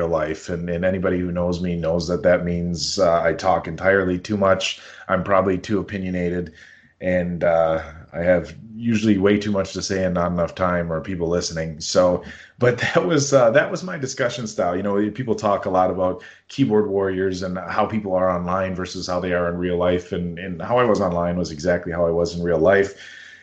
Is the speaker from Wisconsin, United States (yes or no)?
yes; the Valley, Wisconsin, United States; I grew up here in the Valley, went to college in Oshkosh